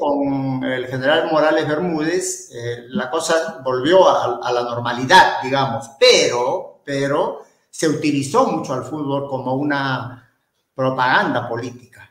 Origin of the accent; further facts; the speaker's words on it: Peru; soy eh, descendiente palestino, soy cholo y soy camello, pero por sobre todo soy peruano